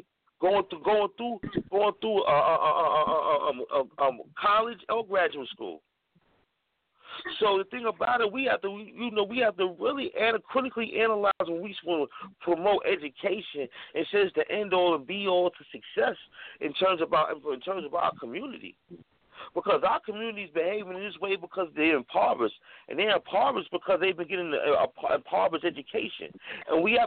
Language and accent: English; New York City, New York, United States; I grew up in Harlem, New York